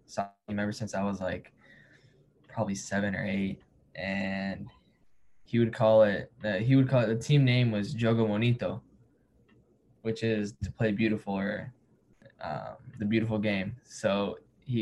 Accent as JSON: {"language": "English", "town": "Dallas", "region": "Texas", "country": "United States", "moved": "yes", "lives_now": "Louisville, United States", "said": "I'm from Dallas"}